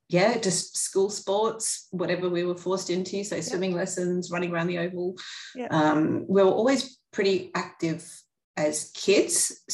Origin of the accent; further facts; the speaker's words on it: Sydney, New South Wales, Australia; now in Canberra, Australia; If people say, where are you from? I generally say Sydney. I don't often admit to the Canberra connection, but that's just more convenience rather than having to say, here, then I moved. But yeah, I mean, it was a great place for a kid to grow up.